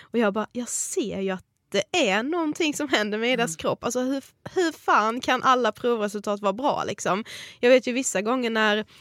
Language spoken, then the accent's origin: Swedish; Karlshamn, Blekinge, Sweden; moved away as an adult; now in Stockholm, Sweden; vi kommer ju från Karlshamn, Blekinge